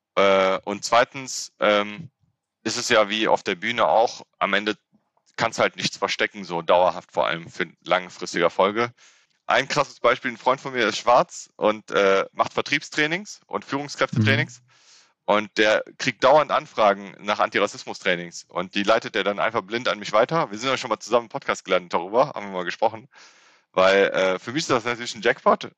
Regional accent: Frechen, North Rhine-Westphalia, Germany; also born or lived in Cologne; ich bin in Köln geboren

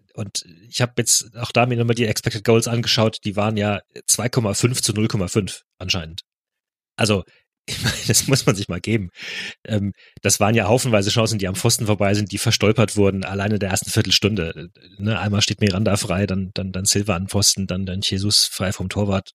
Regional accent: Germany; als Deutsche

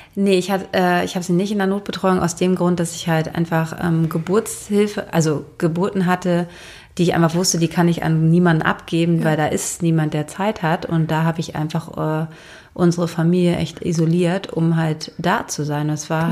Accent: Schleswig-Holstein, Germany; Und ich bin in Schleswig-Holstein aufgewachsen.

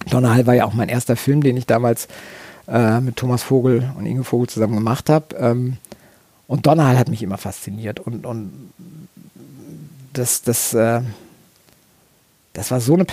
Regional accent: Rastede, Lower Saxony, Germany; ich bin in Rastede groß geworden, im Oldenburgischen und das ist, äh, da ist das große Landesturnier, da ist die Stutenschau des Oldenburger Verbandes

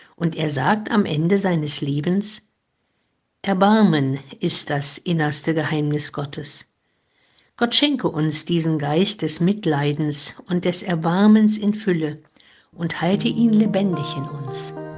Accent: Heilbad Heiligenstadt, Thuringia, Germany; In Heiligenstadt im Eichsfeld, wo ich geboren bin

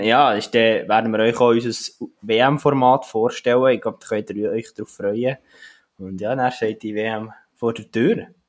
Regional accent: Switzerland; wir Schweizer

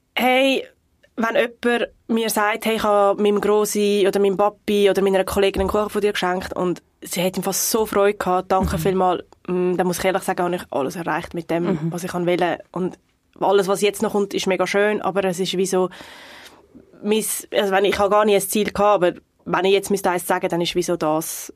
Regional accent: North Region, Brazil; moved away; von der Region, wo ich herkomme im Norden

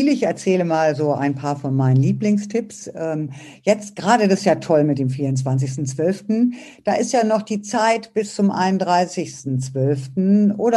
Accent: Braunschweig, Lower Saxony, Germany; now in Berlin, Germany; Ich habe auch so meine Heimatstadt verlassen und bin von Braunschweig nach Berlin gezogen

